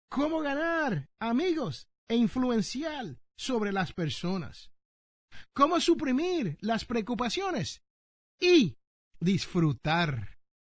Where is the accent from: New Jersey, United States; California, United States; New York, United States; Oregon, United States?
New Jersey, United States; Jersey City; en el barrio donde yo nací, Jersey City, New Jersey